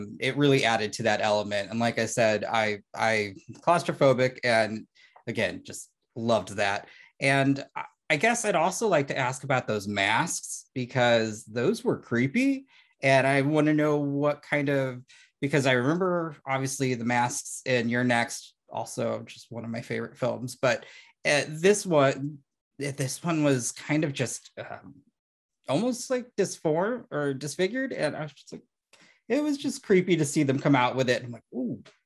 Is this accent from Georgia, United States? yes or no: no; St. Louis, Missouri, United States; as somebody growing up in Saint Louis or Tornado, Tornado Alley